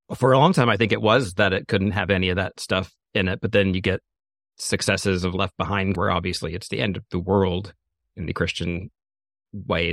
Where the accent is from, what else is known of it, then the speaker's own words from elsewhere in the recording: the South, United States; I grew up in the South